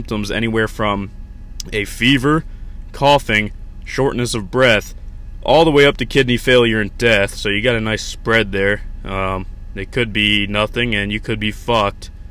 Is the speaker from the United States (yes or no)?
yes; United States; I'm an American.